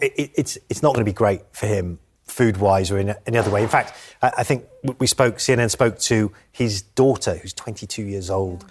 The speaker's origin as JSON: {"language": "English", "country": "United Kingdom", "said": "I'm British."}